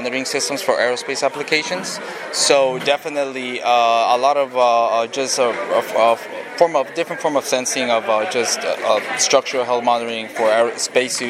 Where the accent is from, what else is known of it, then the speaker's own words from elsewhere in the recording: McAllen, Texas, United States; I am from McAllen, Texas, born and raised